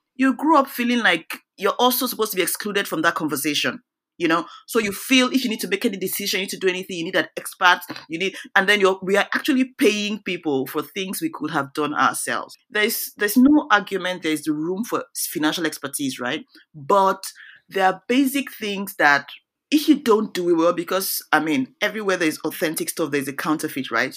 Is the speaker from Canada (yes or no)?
no; Nigeria; moved away as an adult; now in United States; I'm originally, I'm from Nigeria